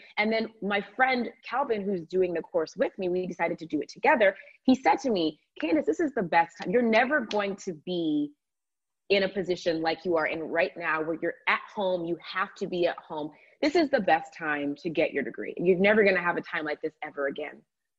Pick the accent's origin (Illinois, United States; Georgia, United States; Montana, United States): Georgia, United States; in the state of, I'm from Georgia, in the state of Georgia.